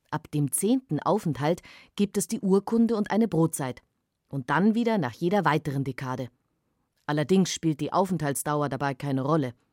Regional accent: Wuppertal, North Rhine-Westphalia, Germany; Ich bin aus Wuppertal

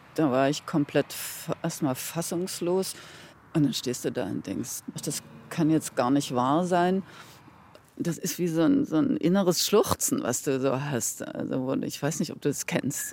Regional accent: Halle, Saxony-Anhalt, Germany; moved away; Ich wollte jetzt nach Halle zurück, weil das war ja meine Heimatstadt

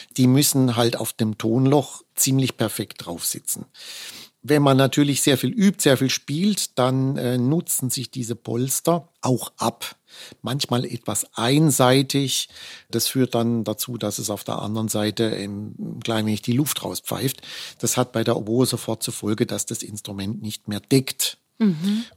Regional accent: Offenburg, Baden-Württemberg, Germany; in meiner Heimatstadt Offenburg an der Musikschule

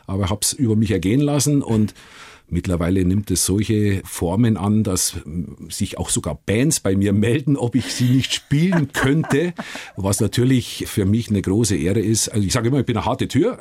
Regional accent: Gilching, Bavaria, Germany; moved away as an adult; also born or lived in Liverpool; ich bin äh, in Gilching aufgewachsen.

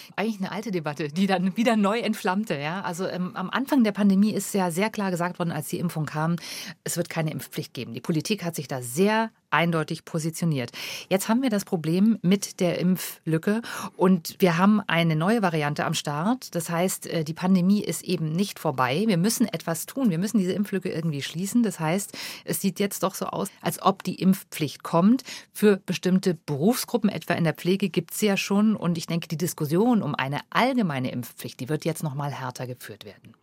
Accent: Germany; bei uns in Deutschland

